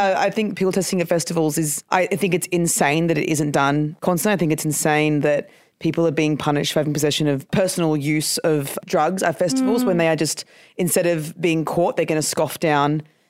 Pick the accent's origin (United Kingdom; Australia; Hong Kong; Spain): Australia; Queensland; I grew up in I'm from Queensland.